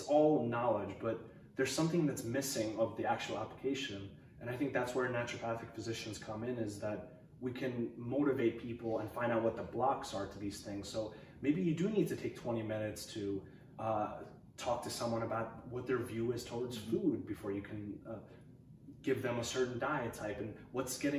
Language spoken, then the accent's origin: English; New York, United States; moved away as an adult; now in Portland, United States; I come from the East Coast. I was living in New York most of my life